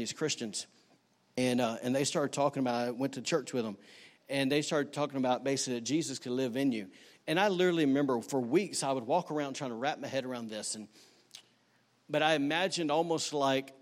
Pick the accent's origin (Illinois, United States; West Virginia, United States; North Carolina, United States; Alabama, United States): Alabama, United States; now in Rockport, United States; I'm from Alabama.